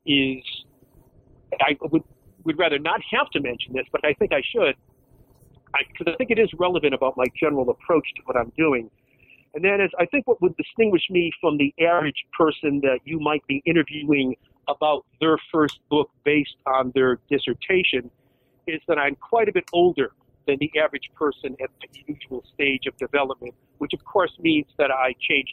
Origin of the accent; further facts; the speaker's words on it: Connecticut, United States; now in Rochester, United States; I'm originally from Connecticut, but I now live in Rochester, New York.